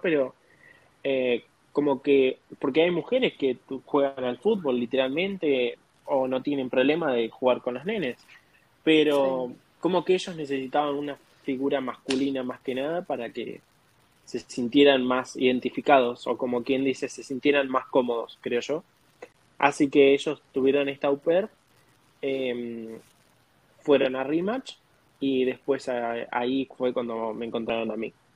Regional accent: Argentina; moved away as an adult; now in United States; de Argentina, tengo 25 años y llegué acá en octubre del 2021

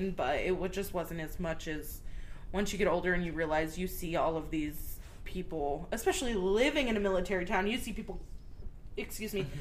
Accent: El Paso, Texas, United States; born there; also born or lived in Wichita Falls; So, but yeah, I was born in El Paso, and then we lived in Wichita Falls, and then we moved out of state, and then back to Wichita.

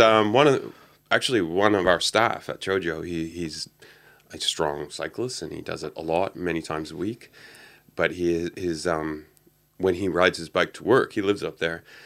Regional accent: Canada; moved away; I grew up in Canada

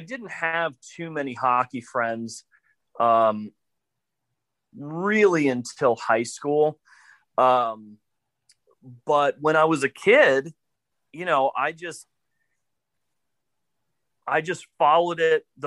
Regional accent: Colorado, United States; I'm from Colorado and grew up with two relatively good-sized ponds within walking distance of my house

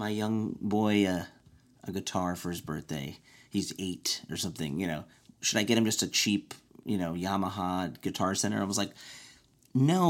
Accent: Evanston, Illinois, United States; my hometown in Evanston

